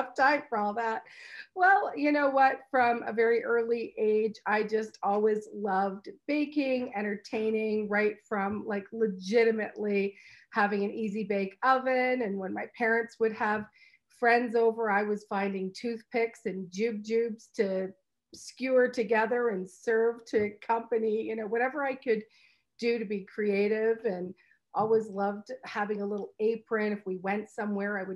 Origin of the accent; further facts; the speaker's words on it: Brantford, Ontario, Canada; also born or lived in Hamilton; I raised in Brantford. Brantford is my hometown.